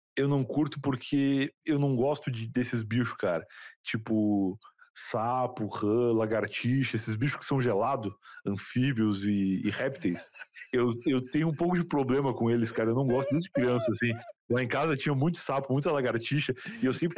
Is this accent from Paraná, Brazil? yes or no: no; Rio Grande, Rio Grande do Sul, Brazil; casa que eu cresci no Rio Grande do Sul, lá em Rio Grande